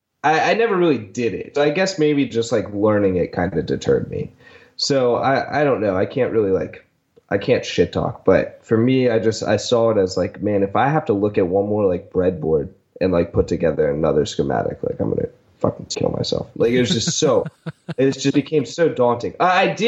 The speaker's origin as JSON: {"language": "English", "region": "Delaware", "country": "United States", "tie": "born or raised there", "moved": "yes", "said": "I went to a trade high school because it was the best high school in the state. I'm initially from Delaware"}